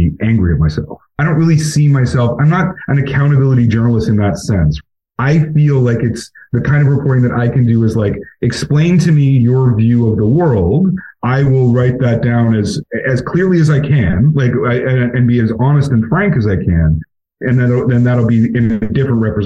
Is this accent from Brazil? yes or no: no; Alberta, Canada; moved away; I'm from Alberta. Like, my whole family there is all conservative